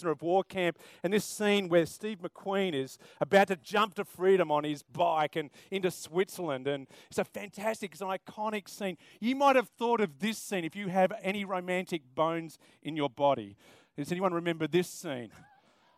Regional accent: South Australia, Australia; now in Queensland, Australia; I'm from South Australia originally, so I love the AFL

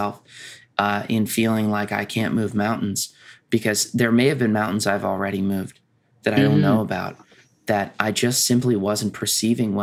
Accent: United States; being American

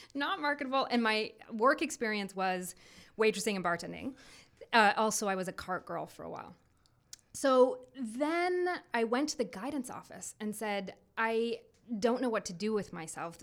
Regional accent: Belleville, Ontario, Canada; also born or lived in Ottawa; I am originally from Belleville, Ontario

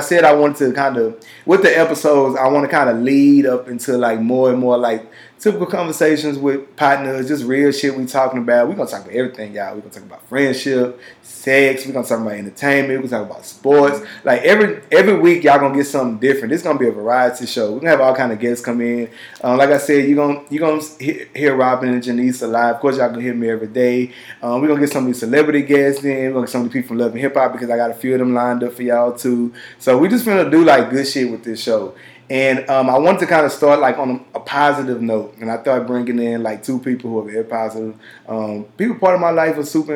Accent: Houston, Texas, United States; also born or lived in Louisiana / Opelousas, Louisiana; I'm from Houston by way of Louisiana

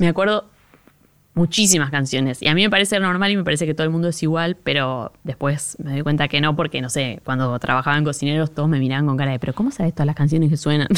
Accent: Monte Grande, Buenos Aires Province, Argentina; yo soy de Monte Grande, en los noventas Monte Grande empezó a ponerse más inseguro

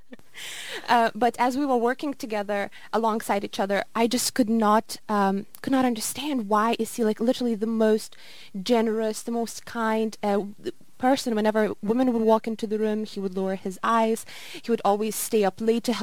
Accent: Lithuania; moved away as an adult; also born or lived in Glasgow; I am from Lithuania originally, and unfortunately in Lithuania there are zero Muslims

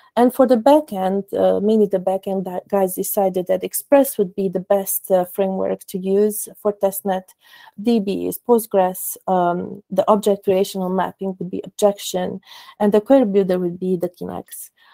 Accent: Cluj-Napoca, Cluj County, Romania; I am also from Romania, Cluj Napoca.

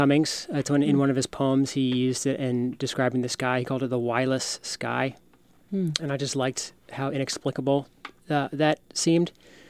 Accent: Atlanta, Georgia, United States; moved away as an adult; also born or lived in Boone, North Carolina; now in Asheville, United States; I grew up in Atlanta, in the suburbs of Atlanta.

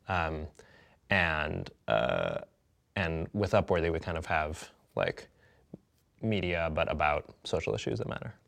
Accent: Madison, Wisconsin, United States; I grew up in Madison, Wisconsin, where the Onion is from

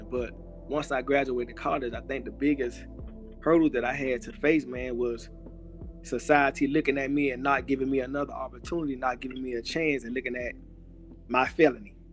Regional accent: Miami, Florida, United States; I'm from Miami, Florida. Uh, grew up in a neighborhood called Brown Sub. Also lived in another neighborhood called Overtown.

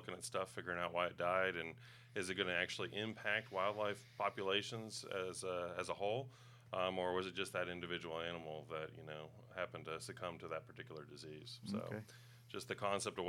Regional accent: Knoxville, Tennessee, United States; I grew up in Knoxville area. We moved there when I was about 2 years old

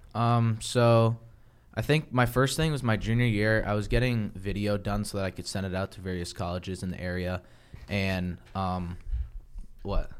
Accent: Ashburn, Virginia, United States; now in Frederick, United States; I'm from Ashburn, Virginia

